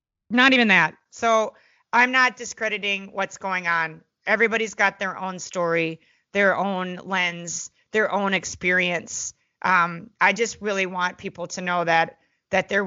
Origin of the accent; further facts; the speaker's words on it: Minneapolis, Minnesota, United States; I grew up in Minneapolis, Minnesota with a bunch of American Indians